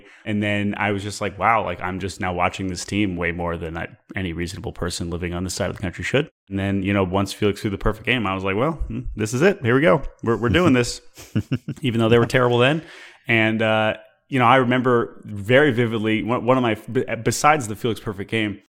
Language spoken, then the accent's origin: English; Washington, D.C. area, United States; You know, I grew up outside Washington, D.C., and, you know, the Nationals showed up when I was 10, and they were awful.